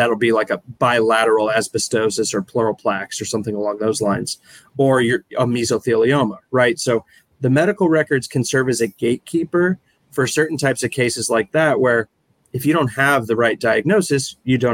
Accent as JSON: {"language": "English", "town": "Minneapolis", "region": "Minnesota", "country": "United States", "tie": "born or raised there", "moved": "as an adult", "lives_now": "St. Louis, United States", "said": "I grew up in Minneapolis. I came down to St. Louis sort of on a whim, really"}